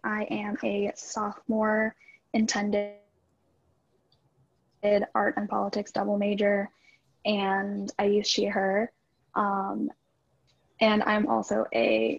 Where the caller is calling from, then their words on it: Minnesota, United States; I'm from Minnesota.